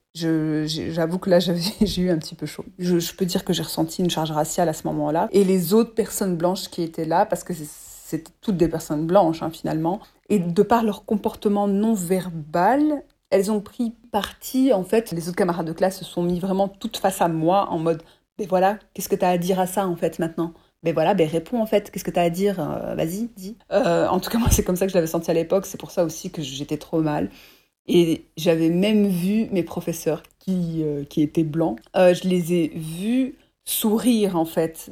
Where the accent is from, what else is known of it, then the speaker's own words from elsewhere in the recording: Belgium; j'ai 30, ans et euh, je suis belge